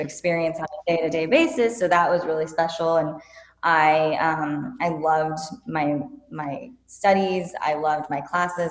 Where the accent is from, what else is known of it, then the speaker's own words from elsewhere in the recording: Whittier, California, United States; also born or lived in Venice Beach, California; I grew up in Whittier, California, so it's in Los Angeles County